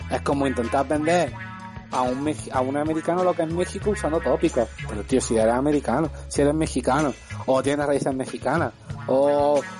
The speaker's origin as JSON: {"language": "Spanish", "country": "Argentina", "said": "Y si además yo soy argentino, y dice, pero además que yo venía de."}